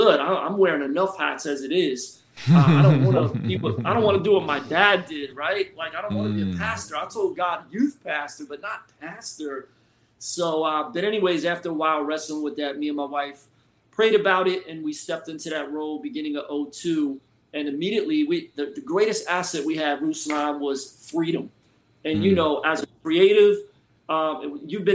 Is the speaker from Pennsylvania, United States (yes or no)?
yes; Philadelphia, Pennsylvania, United States; now in Florida, United States; Originally, I'm from Philly